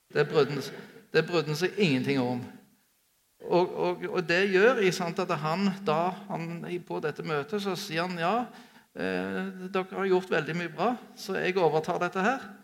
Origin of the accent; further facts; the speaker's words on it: Sola, Rogaland, Norway; vokste opp på Sola flyplass